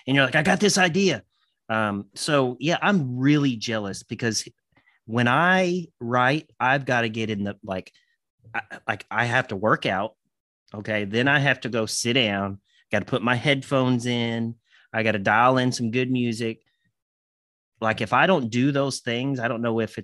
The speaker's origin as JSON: {"language": "English", "region": "Kentucky", "country": "United States", "also_born_or_lived": "Indiana", "said": "I am from Kentucky, but I'm not that Southern."}